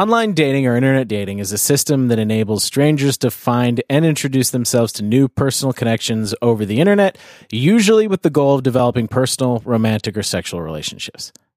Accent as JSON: {"language": "English", "country": "Canada", "also_born_or_lived": "United States", "moved": "yes"}